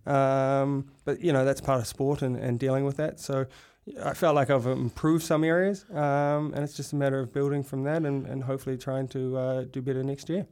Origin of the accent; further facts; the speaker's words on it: North Shore, New South Wales, Australia; moved away as an adult; also born or lived in Europe; I grew up on the North Shore